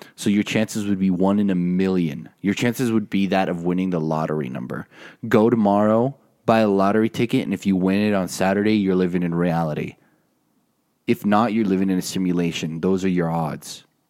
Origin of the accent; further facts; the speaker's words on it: Utah, United States; I'm from Utah